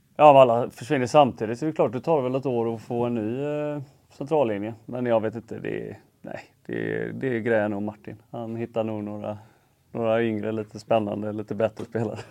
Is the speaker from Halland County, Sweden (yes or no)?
no; Gothenburg, Västra Götaland, Sweden; jag är uppväxt i Göteborg